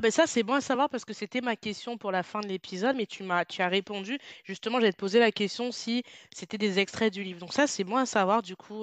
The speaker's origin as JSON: {"language": "French", "country": "France", "moved": "yes", "said": "je suis française, même si je ne vis plus en France"}